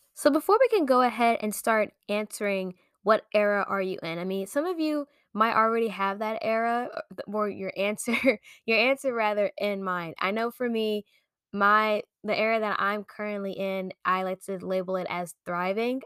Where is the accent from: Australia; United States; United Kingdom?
United States; Maryland; moved away as an adult; also born or lived in Pennsylvania; I am originally from Maryland